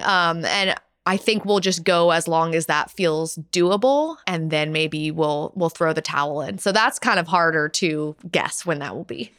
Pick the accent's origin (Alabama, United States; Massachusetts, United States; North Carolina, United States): North Carolina, United States; now in Pittsburgh, United States; I'm from North Carolina